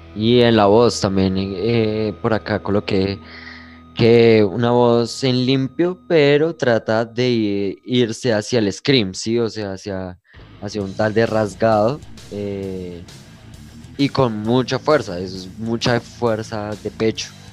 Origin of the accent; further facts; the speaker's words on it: Bogotá, Colombia; tengo 19 años, vengo de la ciudad de Bogotá